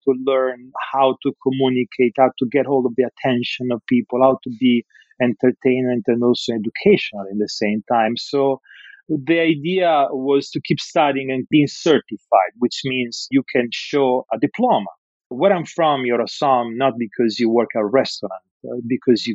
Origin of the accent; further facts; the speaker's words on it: Rimini, Emilia-Romagna, Italy; English is a second language; moved away as an adult; also born or lived in Bologna / France / New York; now in Los Angeles, United States; I was born and raised in Rimini